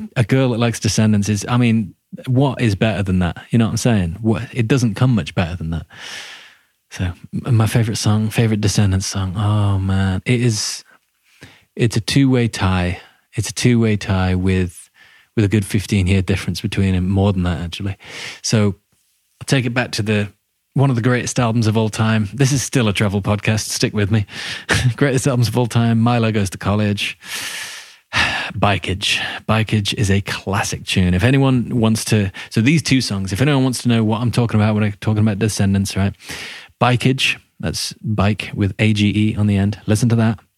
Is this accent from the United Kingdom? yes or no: yes; England, United Kingdom